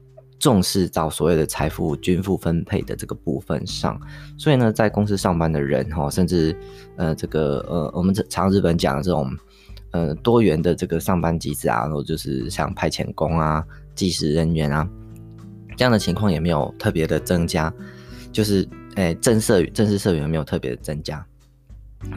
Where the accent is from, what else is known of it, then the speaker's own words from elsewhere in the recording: Taiwan; 我们台湾这边并没有那么常在谈安倍政府的东西